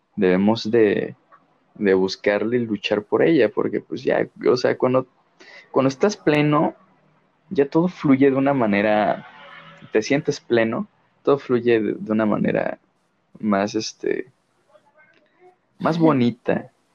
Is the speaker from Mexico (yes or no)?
yes; Mexico; mexicano de corazón, de alma